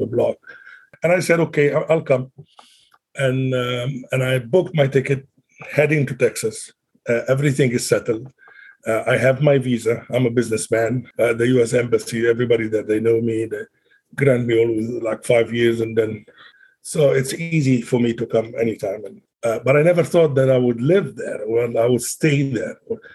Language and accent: English; Alexandria, Alexandria Governorate, Egypt; moved away as an adult; now in Salt Lake City, United States; I came straight from Egypt, born and raised in Alexandria, Egypt, all my life